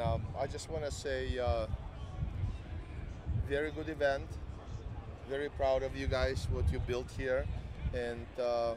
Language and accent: English; Ukraine; moved away; I'm from Ukraine